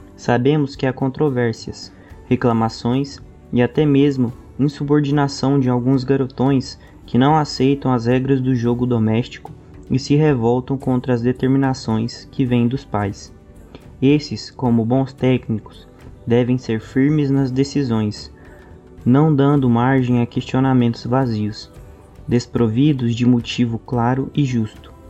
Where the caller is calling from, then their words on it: Goiânia, Goiás, Brazil; eu falo de Goiânia